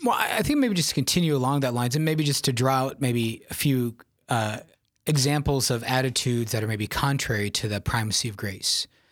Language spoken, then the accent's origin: English; Yankton, South Dakota, United States; I'm uh, originally from South Dakota, born and raised in Yankton, South Dakota